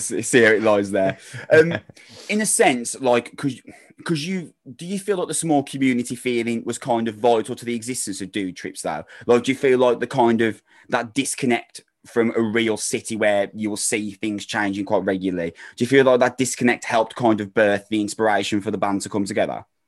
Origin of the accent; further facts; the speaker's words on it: Wolverhampton, West Midlands, United Kingdom; I'm from Wolverhampton